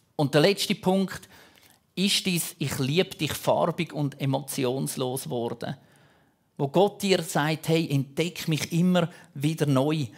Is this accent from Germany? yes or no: no; Switzerland; Bei uns in der Schweiz